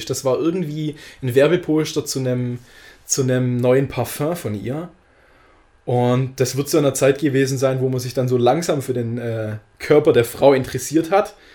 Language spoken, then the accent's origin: German; Baden-Württemberg, Germany; ich bin in der Gegend von Stuttgart aufgewachsen